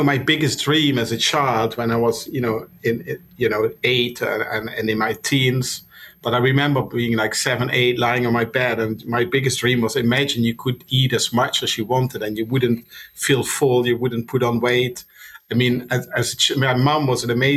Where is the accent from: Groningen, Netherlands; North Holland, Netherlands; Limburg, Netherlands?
Limburg, Netherlands; Maastricht; English is a second language; moved away as an adult; now in London, United Kingdom; from Maastricht. That's a town in the Netherlands where I'm from